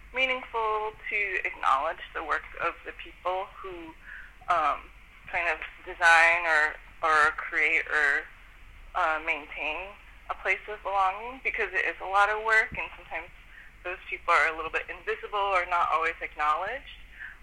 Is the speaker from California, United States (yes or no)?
yes; Bay Area, California, United States; I'm from the Bay Area